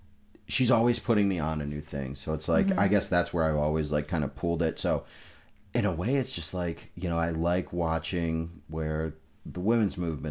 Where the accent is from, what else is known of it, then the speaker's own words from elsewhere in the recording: Amherst, United States; for me, growing up in Amherst, it's like I don't have a ton of diversity.